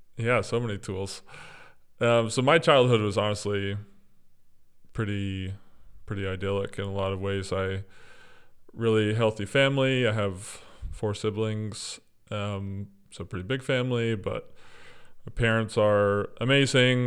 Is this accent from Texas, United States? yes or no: yes; East Texas, United States; moved away as an adult; now in Orlando, United States; I grew up in East Texas, as you said, um, on the campus of a ministry